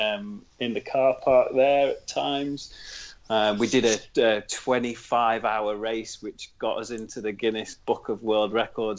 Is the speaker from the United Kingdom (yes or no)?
yes; Worksop, East Midlands, United Kingdom; I come from Worksop originally.